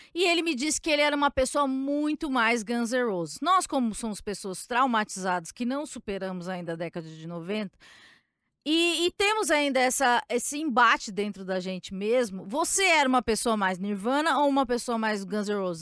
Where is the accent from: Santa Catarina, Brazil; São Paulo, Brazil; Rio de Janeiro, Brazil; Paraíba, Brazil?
São Paulo, Brazil; Eu sou de São Paulo